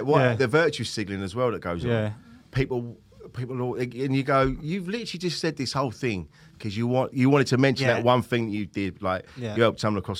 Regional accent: Bromley, London, United Kingdom; I can't walk out like that. I'm from Bromley.

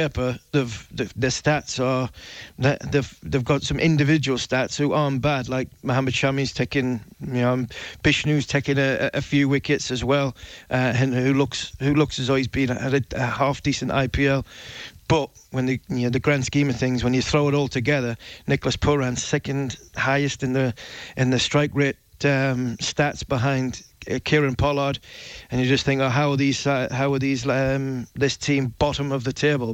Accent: England, United Kingdom; as an Englishman

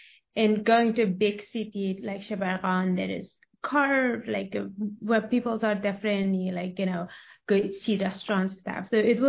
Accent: Bamiyan province, Bamyan, Afghanistan; moved away as an adult; also born or lived in Kabul, Afghanistan / United States; I grew up in Bamiyan province, Afghanistan, in a small village. I am the oldest siblings of the eldest of six of siblings.

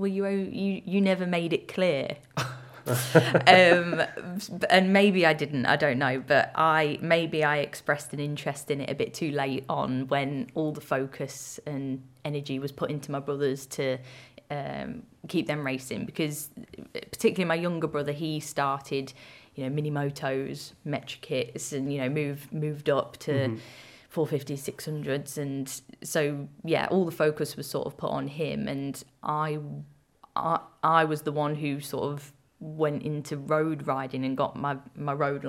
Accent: Lincolnshire, East Midlands, United Kingdom; growing up in the countryside, I'm from Lincolnshire originally

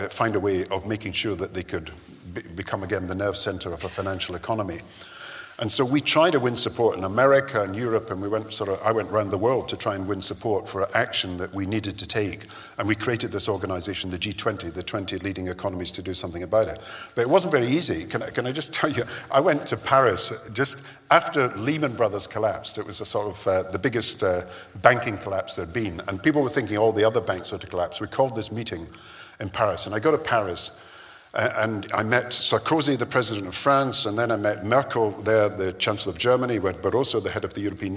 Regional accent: Kirkcaldy, Scotland, United Kingdom; I grew up in Kirkcaldy, which was a mining town and a textiles town

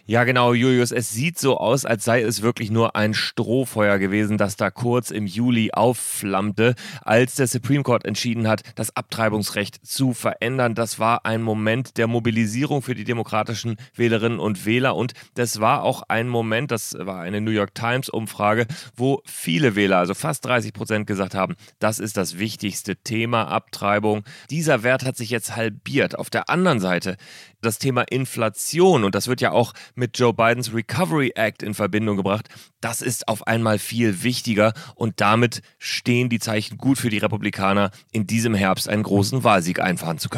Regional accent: Berlin, Germany; Ich bin ganz traditionell in Berlin. Freue mich, dass ich zugeschaltet bin meiner alten Heimatstadt.

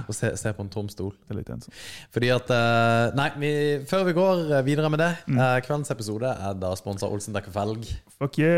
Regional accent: Germany; now in Norway; Jeg er tysker.

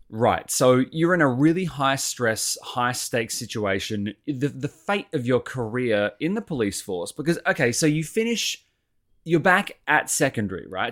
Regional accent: Sydney, New South Wales, Australia; I grew up over in Sydney

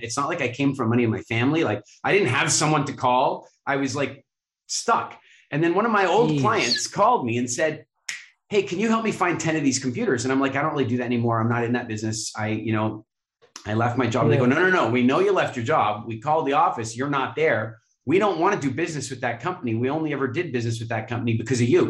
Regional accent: Canada; I grew up in Canada

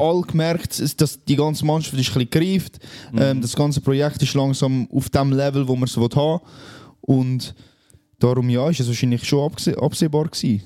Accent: Switzerland; bei uns in der Schweiz

